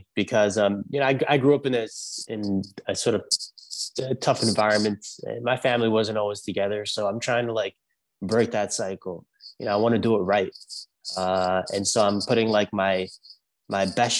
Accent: New York City, New York, United States; accent: New York; moved away as an adult; now in Los Angeles, United States; I grew up in Brooklyn.

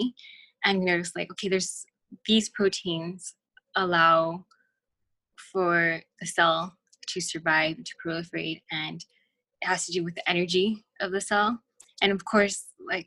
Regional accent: El Paso, Texas, United States; I'm from El Paso

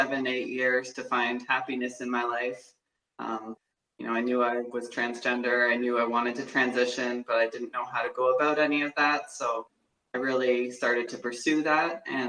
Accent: southwestern Ontario, Canada; traveling around the southwestern Ontario region to play for my city.

